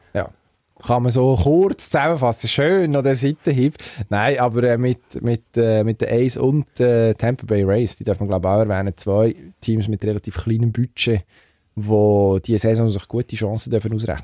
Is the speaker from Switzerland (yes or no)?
yes; Switzerland